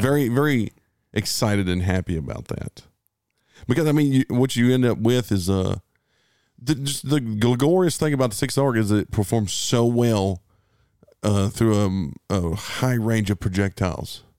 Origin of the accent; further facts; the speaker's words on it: United States; we're American